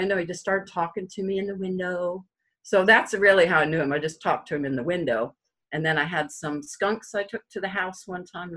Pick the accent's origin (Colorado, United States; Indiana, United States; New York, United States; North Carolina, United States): Colorado, United States; also born or lived in Denver, Colorado / Granby, Colorado; I'm from Colorado. I was born in Denver, Colorado. Actually, I was born in Denver, but I lived in the mountains all the time.